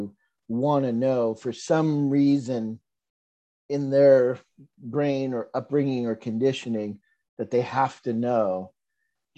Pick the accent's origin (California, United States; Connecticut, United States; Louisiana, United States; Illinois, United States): California, United States; Los Angeles; I'm Chicano, I grew up in Los Angeles